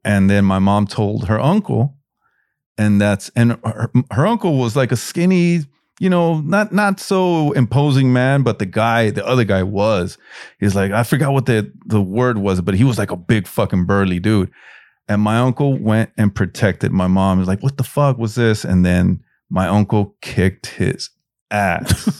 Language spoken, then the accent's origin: English; Los Angeles, California, United States; I grew up in South Central